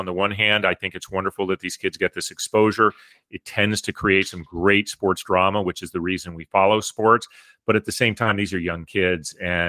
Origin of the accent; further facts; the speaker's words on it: Pennsylvania, United States; I grew up in Pennsylvania, by the way.